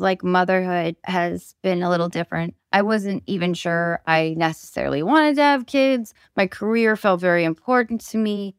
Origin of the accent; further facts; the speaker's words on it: Seattle, Washington, United States; I grew up in Seattle